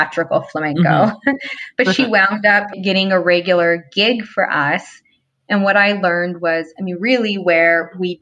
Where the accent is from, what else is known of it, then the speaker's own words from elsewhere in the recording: Los Angeles, California, United States; I'm from